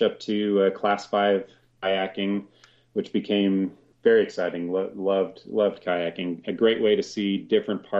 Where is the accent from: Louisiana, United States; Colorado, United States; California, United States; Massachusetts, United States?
Colorado, United States; I grew up here in Colorado